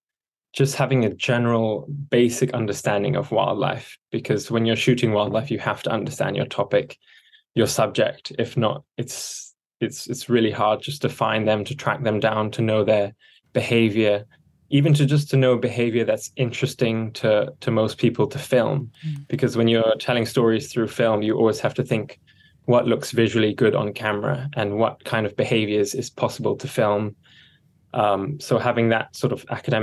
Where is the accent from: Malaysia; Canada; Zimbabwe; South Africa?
Malaysia; Sabah; I grew up in Sabah in Borneo